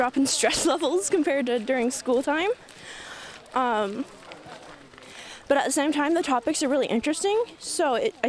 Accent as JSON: {"language": "English", "town": "Willow", "region": "Alaska", "country": "United States", "said": "I am from Willow, Alaska."}